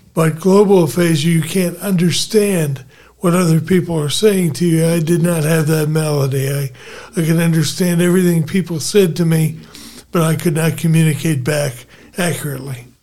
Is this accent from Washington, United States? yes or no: no; Philadelphia, Pennsylvania, United States; I was born in Philadelphia